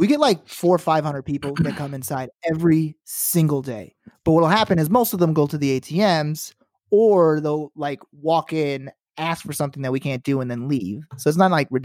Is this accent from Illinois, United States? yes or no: yes; Chicago, Illinois, United States; moved away; I'm from Chicago